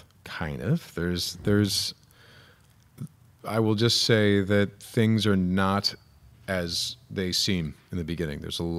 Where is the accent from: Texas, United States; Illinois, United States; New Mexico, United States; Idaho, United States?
Illinois, United States; No, I'm from Illinois